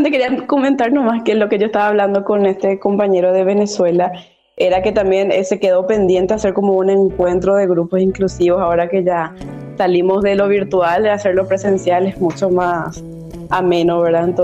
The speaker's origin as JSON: {"language": "Spanish", "country": "Paraguay", "said": "Eh, el arte inclusivo, al menos aquí en mi país, en Paraguay, es, un trabajo de mucho sudor, ¿verdad?"}